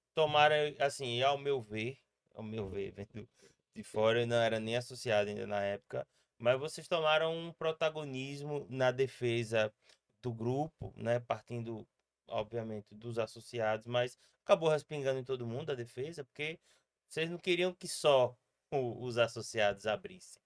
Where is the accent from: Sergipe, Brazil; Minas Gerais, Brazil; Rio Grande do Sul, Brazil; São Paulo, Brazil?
Sergipe, Brazil; como sergipano